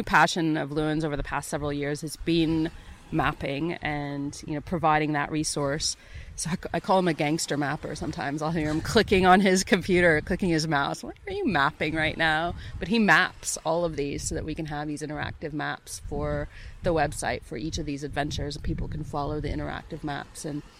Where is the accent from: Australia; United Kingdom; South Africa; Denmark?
Australia; New South Wales; We're from New South Wales, but we found this website called Wonder Stories